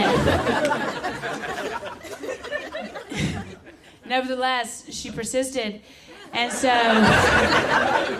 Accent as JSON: {"language": "English", "region": "the South", "country": "United States", "moved": "yes", "said": "I'm from the South"}